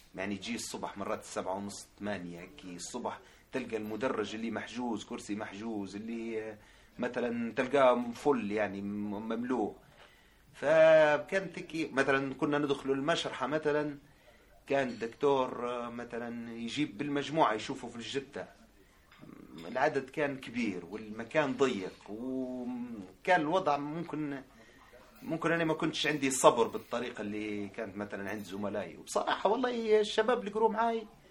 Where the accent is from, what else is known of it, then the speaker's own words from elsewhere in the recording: Tripoli, Tripoli District, Libya; moved away as an adult; now in Italy; من سكان مدينة طرابلس، آم، جيت لإيطاليا في ألفين وأربعتاش